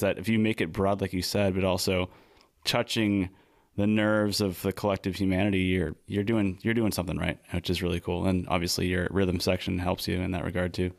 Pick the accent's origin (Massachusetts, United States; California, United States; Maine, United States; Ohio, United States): Maine, United States; also born or lived in New England; now in San Diego, United States; we're from Maine